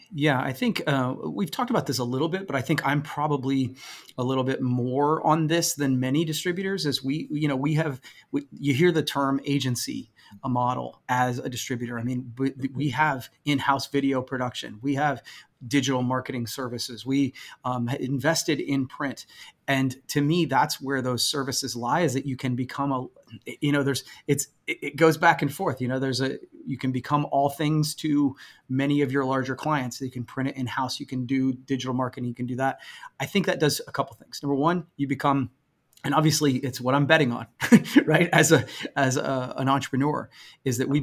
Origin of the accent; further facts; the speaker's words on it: Coshocton, Ohio, United States; I'm from a small town in Coshocton. It is incredibly white